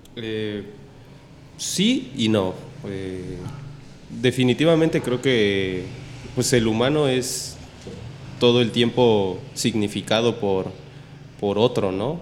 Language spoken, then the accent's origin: Spanish; Mexico; nosotros como mexicanos